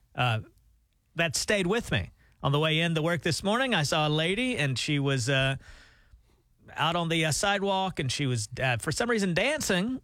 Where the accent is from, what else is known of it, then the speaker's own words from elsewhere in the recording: Alabama, United States; moved away as an adult; also born or lived in Nashville, Tennessee; We're from Alabama